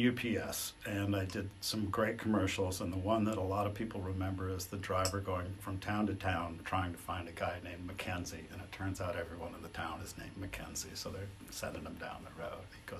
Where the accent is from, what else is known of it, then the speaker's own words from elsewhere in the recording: Detroit, Michigan, United States; moved away as an adult; I grew up in Detroit